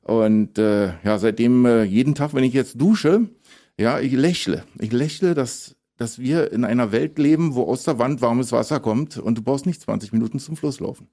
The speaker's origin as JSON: {"language": "German", "region": "Berlin", "country": "Germany", "tie": "born or raised there", "also_born_or_lived": "Tobago / Colombia / Ecuador / Belize", "moved": "as an adult", "said": "Ich bin ja auch direkt am Flughafen Tegel geboren, direkt am Zaun"}